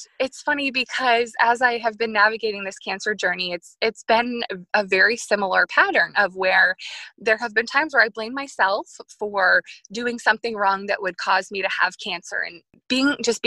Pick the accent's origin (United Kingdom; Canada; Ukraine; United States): United States; New York; I grew up in New York